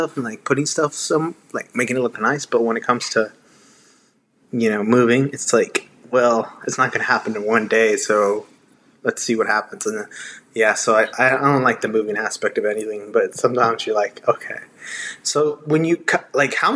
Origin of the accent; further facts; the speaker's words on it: Texas, United States; also born or lived in Houston, Texas; we're both from Texas